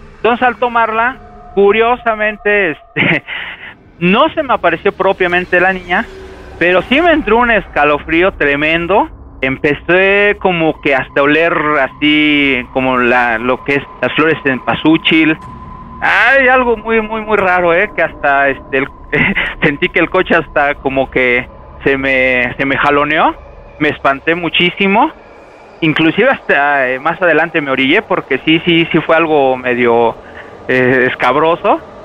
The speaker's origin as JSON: {"language": "Spanish", "region": "Mexico City", "country": "Mexico", "tie": "born or raised there", "said": "soy oriundo de Azcapotzalco. Acá nos conocen a todos como chintololos"}